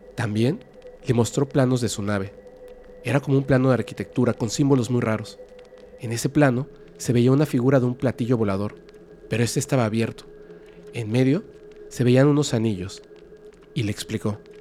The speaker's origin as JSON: {"language": "Spanish", "region": "a small town in Antioquia", "country": "Colombia", "said": "Soy de Colombia de un pueblito en Antioquía"}